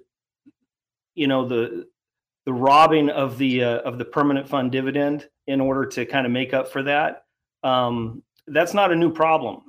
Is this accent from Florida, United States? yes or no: no; Homer, Alaska, United States; also born or lived in Anchorage, Alaska / Fairbanks, Alaska; I live in Homer. I've lived here since 1974. I was born in Anchorage, lived in Fairbanks for a short hitch